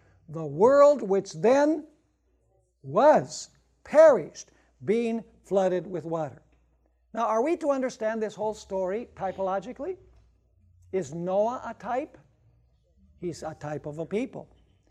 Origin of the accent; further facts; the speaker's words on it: Wisconsin, United States; Actually, I'm from Wisconsin. It gets very cold.